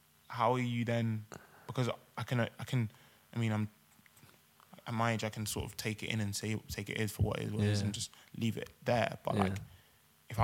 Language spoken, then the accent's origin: English; Swindon, South West England, United Kingdom; now in London, United Kingdom; when you're growing up in Swindon